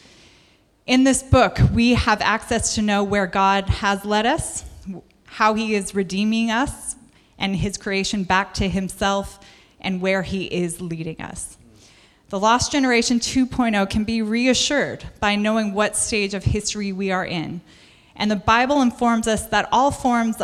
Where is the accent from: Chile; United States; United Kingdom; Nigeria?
United States; I'm American.